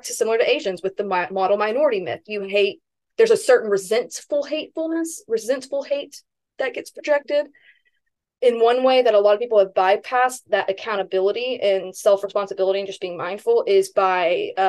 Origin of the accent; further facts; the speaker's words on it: Hawaii, United States; And I say that because I'm Hawaiian, right?